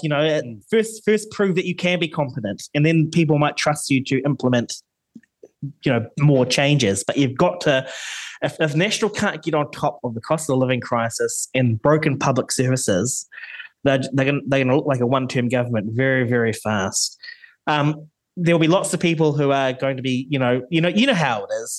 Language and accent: English; New Zealand; as a Kiwi